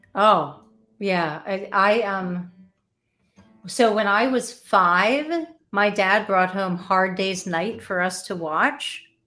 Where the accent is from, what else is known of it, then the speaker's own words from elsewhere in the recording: Delaware, United States; moved away; I'm originally from Delaware